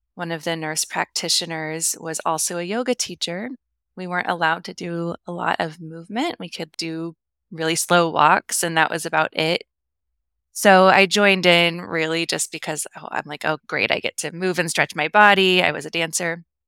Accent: the Midwest of the US, United States; now in Kansas City, United States; I grew up in the Midwest of the U S, so in the Bible Belt

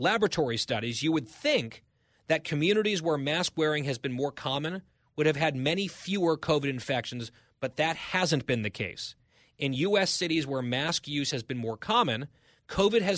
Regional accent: Ridgewood, New Jersey, United States; born or raised there

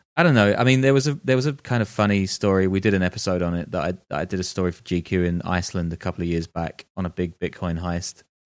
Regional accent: United Kingdom; moved away as an adult; also born or lived in London / Dubai / New York / Berlin; I'm British

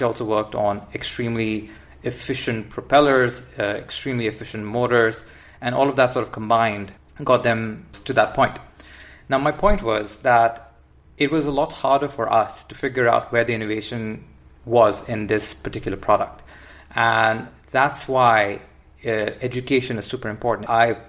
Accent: India; I mean, we come from the Indian education system. It's a different approach.

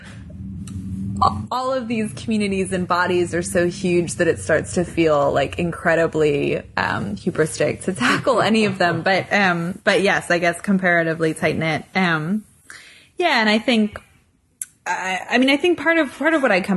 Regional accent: United States; I'm an American tourist

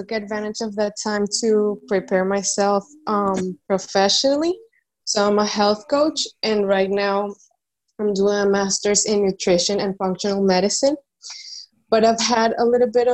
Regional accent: Venezuela; now in Dominican Republic; I'm in the Dominican Republic, but I'm from Venezuela

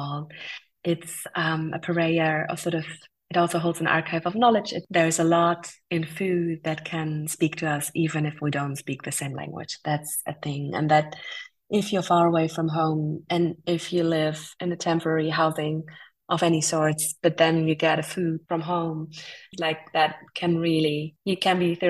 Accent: India; growing up in India

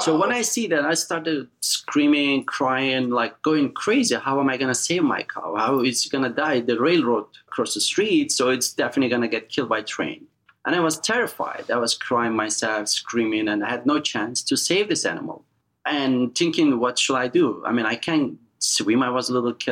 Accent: eastern Turkey, Erzincan, Turkey; English is a second language; moved away as an adult; also born or lived in Hamptons, New York; now in United States; we're all the way in eastern Turkey called little state Erzincan

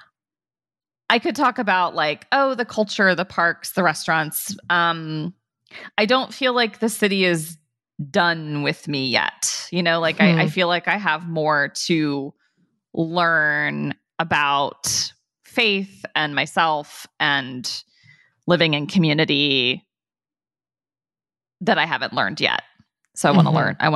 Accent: Dayton, Ohio, United States; I'm such a Midwesterner. I grew up in Dayton, Ohio

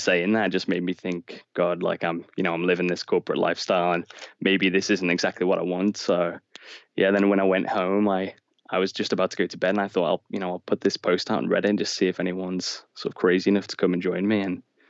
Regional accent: Liverpool, North West England, United Kingdom; now in Canterbury, United Kingdom; I'm originally from Liverpool, and now I live in Canterbury in the UK.

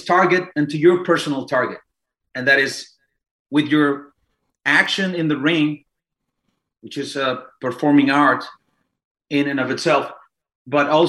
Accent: Mexico City, Mexico; moved away; I'm Mexican, born and raised in Mexico City.

